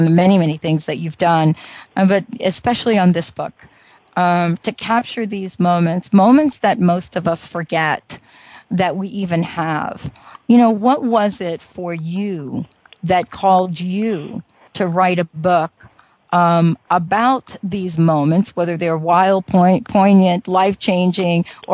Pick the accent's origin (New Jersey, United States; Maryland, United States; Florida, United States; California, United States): New Jersey, United States; I'm actually from Jersey